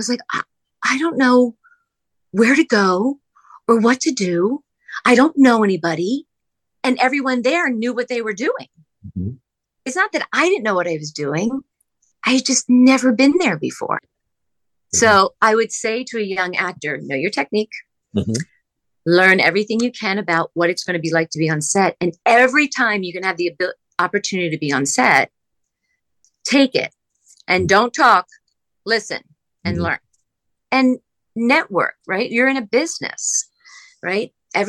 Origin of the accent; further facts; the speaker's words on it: Pennsylvania, United States; We're both from the East Coast. We're both from outside Philadelphia.